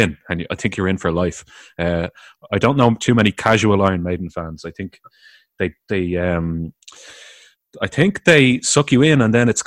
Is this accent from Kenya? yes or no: no; Ireland; I'm from the Republic of Ireland, which is just called Ireland